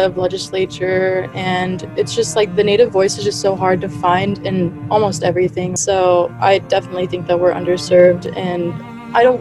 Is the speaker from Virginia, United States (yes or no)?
no; Plummer, Idaho, United States; I am Coeur d'Alene and I'm from Plummer, Idaho